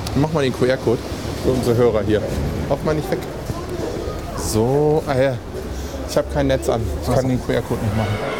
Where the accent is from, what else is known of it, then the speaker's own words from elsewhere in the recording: Embsen, Lower Saxony, Germany; now in Hanover, Germany; ich bin in Emsen aufgewachsen, was ein kleiner beschaulicher Ort ist vor Lüneburg